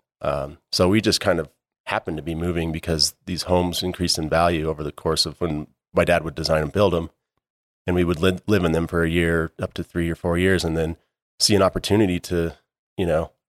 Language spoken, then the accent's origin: English; Jackson, Wyoming, United States; Born and raised in Jackson. Yeah, I kind of grew up on the West Bank in Wilson.